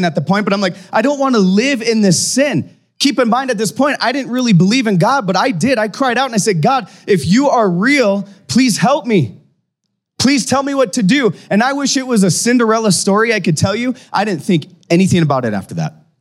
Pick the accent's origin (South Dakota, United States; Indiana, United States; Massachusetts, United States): South Dakota, United States; Aberdeen; now in Fargo, United States; I grew up in a town called Aberdeen, South Dakota